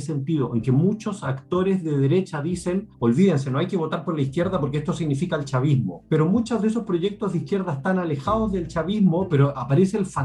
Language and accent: Spanish; Chile; Pinochet en Chile, el país de donde yo vengo